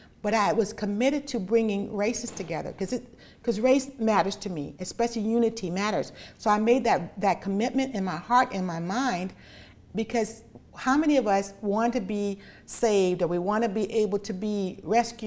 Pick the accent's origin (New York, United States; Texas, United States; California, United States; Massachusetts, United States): California, United States; Los Angeles; born in Los Angeles, and my mom was a single mom